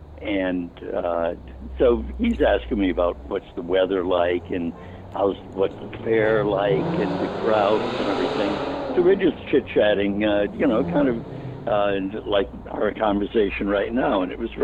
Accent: New Orleans, Louisiana, United States; moved away as an adult; Having come in from New Orleans, my hometown.

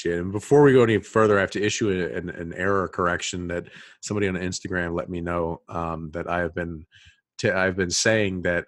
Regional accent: North Carolina, United States; I was born in North Carolina

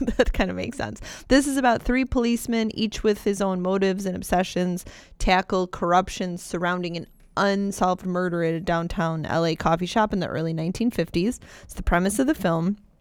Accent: West Seneca, New York, United States; I grew up in West Seneca.

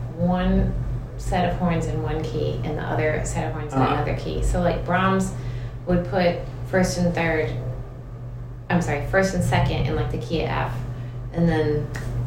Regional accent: Detroit, Michigan, United States; now in San Diego, United States; I'm from Detroit, Michigan.

